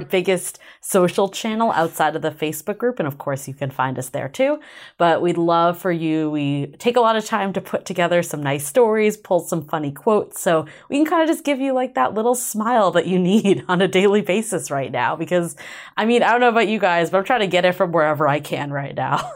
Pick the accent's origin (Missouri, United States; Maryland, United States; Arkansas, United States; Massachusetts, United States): Massachusetts, United States; Boston; moved away; growing up in Boston